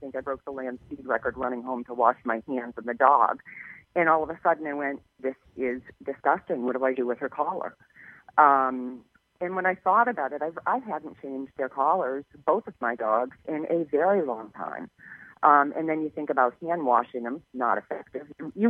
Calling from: Plymouth, Massachusetts, United States; From Plymouth, Massachusetts.

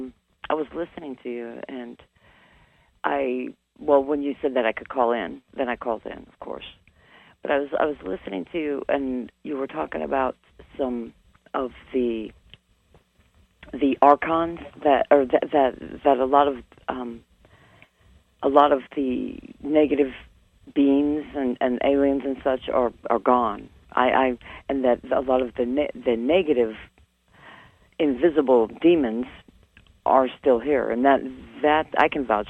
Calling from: Mesa, Arizona, United States; I'm Mesa, Arizona.

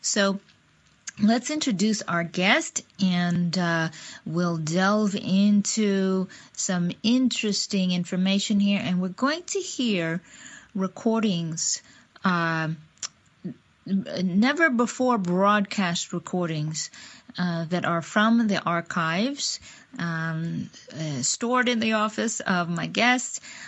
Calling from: Seattle, Washington, United States; I am podcasting from Seattle, Washington

